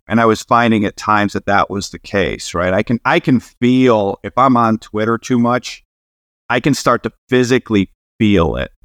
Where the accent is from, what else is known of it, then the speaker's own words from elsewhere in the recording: Cleveland, Ohio, United States; I'm from Cleveland